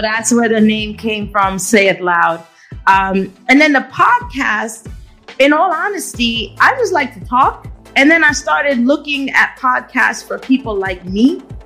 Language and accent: English; New York City, New York, United States; I am a New Yorker. I've been a New Yorker all my life